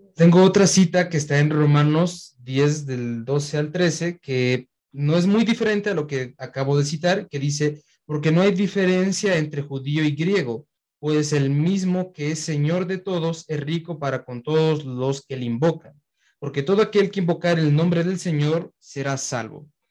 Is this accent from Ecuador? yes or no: yes; Quito, Pichincha, Ecuador; nací aquí en Quito